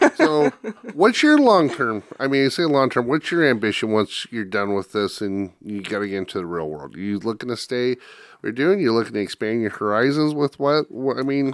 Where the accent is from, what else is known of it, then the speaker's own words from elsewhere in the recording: Northwest Iowa, United States; I grew up in Northwest Iowa and I'm not Dutch